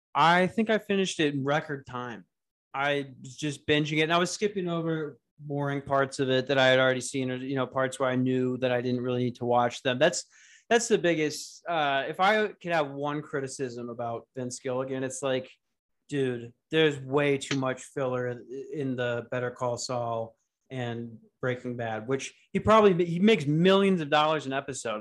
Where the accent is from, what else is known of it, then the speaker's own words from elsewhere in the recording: United States; I'm an American